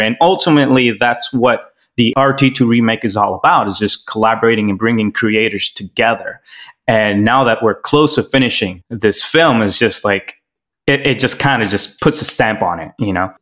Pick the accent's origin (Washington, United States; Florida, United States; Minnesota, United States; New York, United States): Florida, United States; Miami; also born or lived in Los Angeles; I'm from Miami, Florida, born in LA, practically raised in Miami